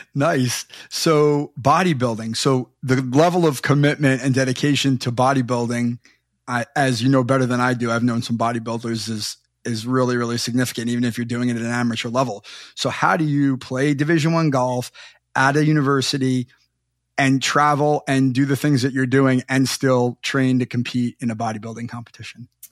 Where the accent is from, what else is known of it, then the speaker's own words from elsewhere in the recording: Long Island, New York, United States; I grew up on Long Island, right near Hofstra